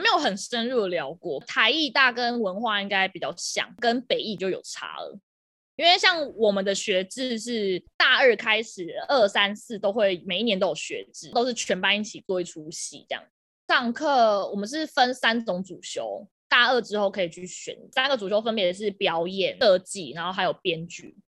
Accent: southern Taiwan, Taiwan; 我是南部人，我要打工

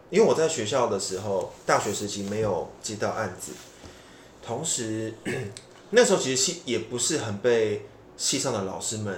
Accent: Taipei, Taiwan; 我是台北人。

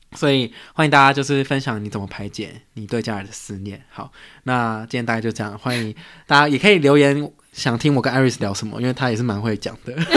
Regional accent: Taiwan; moved away as an adult; 我从小就在台湾长大，我是到大学才出国

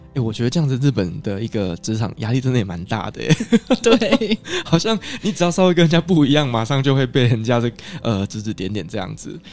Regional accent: Kaohsiung, Taiwan; 我们都是来自于高雄

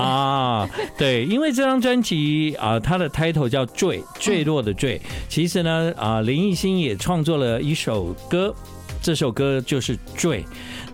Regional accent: Tainan, Taiwan; 跟我是来自同一个故乡台南，而且我们住得非常近。对。我从小就是在那个孔子庙附近长大的

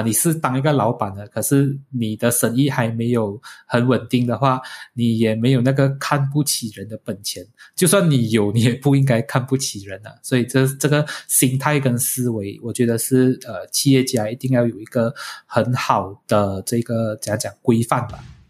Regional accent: Malaysia; 我们是马来西亚人的一份子

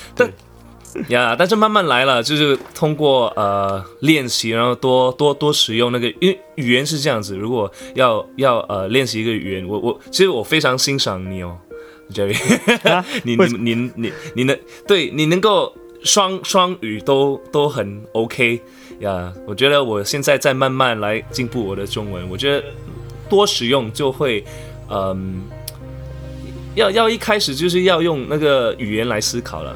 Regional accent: Singapore; first language English; Chinese is a second language; 我是来自新加坡的创作歌手

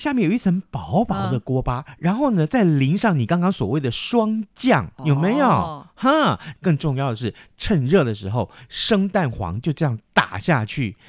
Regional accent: Taiwan; 我们台湾人不讲四

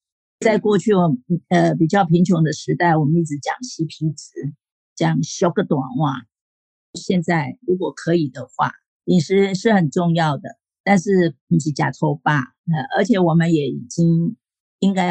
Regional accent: Taiwan; 我的我是台湾人，啊，就是这样啊。我常吃牛肉面啊

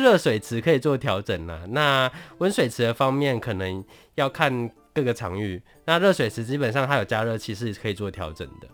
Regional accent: Tainan, Taiwan; 因为我本身是台南人，我工作的地方在南科

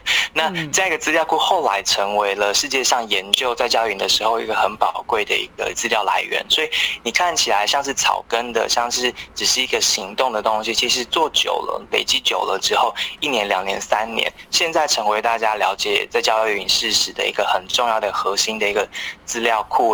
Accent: Taiwan; 我们都是台湾人

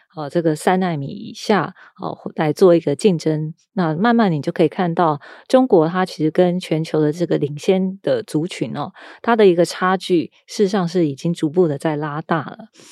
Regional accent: Taiwan; 那反观台湾呢，我们在这一波的疫情，还有美中的科技战，我们其实是在两边都有得利的哦。

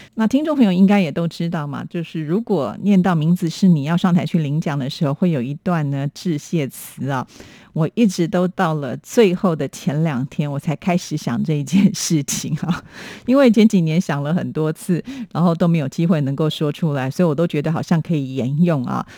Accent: Taipei, Taiwan; 我的出生地是在台北

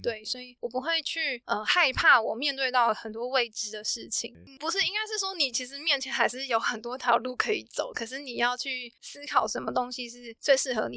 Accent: Taiwan; 我们是台湾人

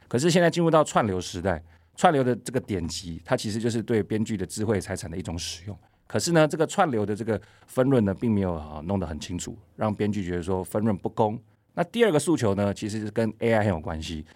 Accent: Taiwan

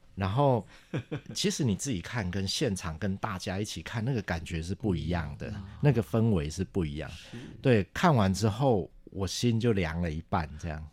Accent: Taichung, Taiwan; 我是台中人

